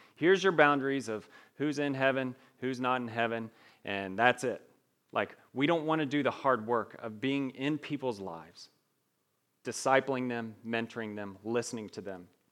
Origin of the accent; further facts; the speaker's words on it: Evansville, Indiana, United States; accent: twang; moved away; I grew up in Evansville, Indiana, so if I talk a little slow and I have a little twang to my voice, that's wha, that's why.